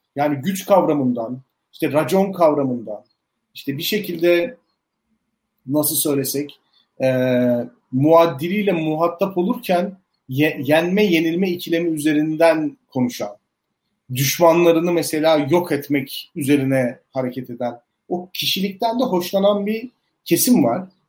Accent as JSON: {"language": "Turkish", "town": "Elazığ", "region": "Elazığ Province", "country": "Turkey", "tie": "born or raised there", "said": "ben Elazığ'da doğdum büyüdüm."}